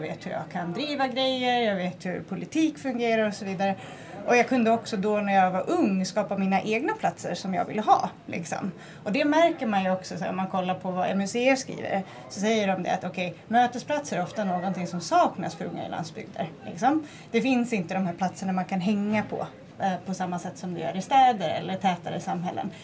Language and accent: Swedish; northern Gotland, Sweden; när jag växte upp på norra Gotland